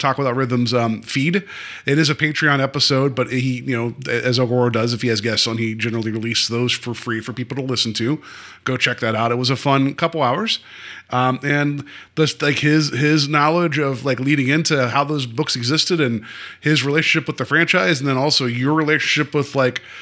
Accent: West Virginia, United States; I'm from West Virginia

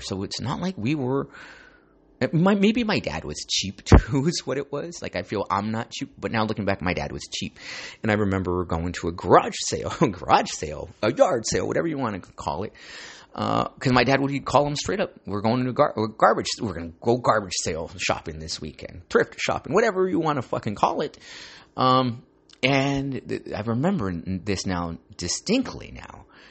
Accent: Santa Ana, California, United States; Growing up in Santa Ana

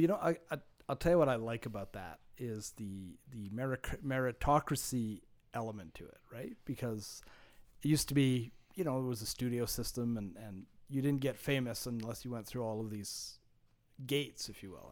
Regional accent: Montreal, Quebec, Canada; growing up in Montreal

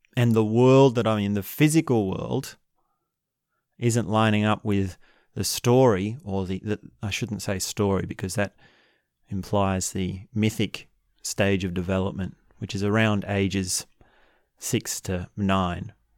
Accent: Australia; I'm from Australia

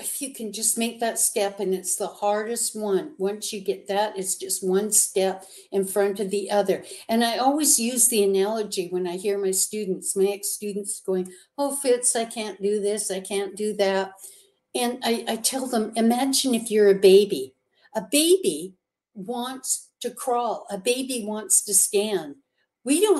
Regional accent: Canada; now in United States; I'm a Canadian, and I wasn't allowed to go home to see my mother, who was sick up in Canada

